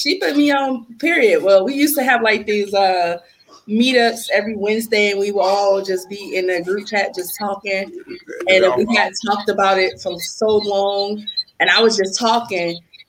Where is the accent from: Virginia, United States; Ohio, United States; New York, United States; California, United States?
Ohio, United States; Youngstown; we are all from Youngstown.